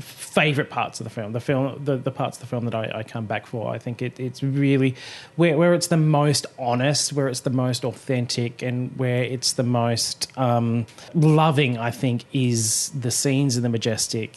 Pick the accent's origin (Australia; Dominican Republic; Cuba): Australia; We're Australians.